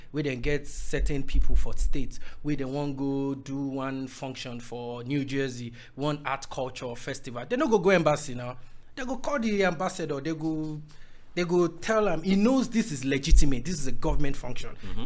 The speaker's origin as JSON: {"language": "English", "town": "Owo", "region": "Ondo", "country": "Nigeria", "said": "I'm from Owo in Ondo State"}